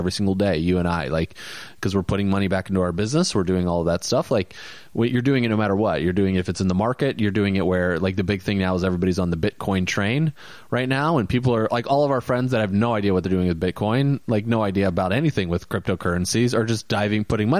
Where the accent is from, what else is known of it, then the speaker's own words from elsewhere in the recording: Valparaiso, Indiana, United States; moved away; growing up in Valparaiso, Indiana.